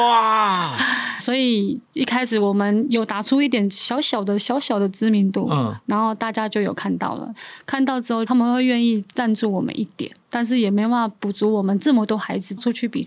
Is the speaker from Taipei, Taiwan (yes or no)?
yes; Taipei, Taiwan; also born or lived in Hualien; 我是在台北长大的，